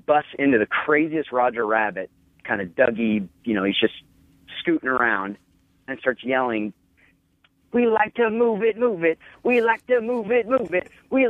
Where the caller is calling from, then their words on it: Salt Lake City, Utah, United States; I'm calling from Salt Lake City. … I have a little toy store that I own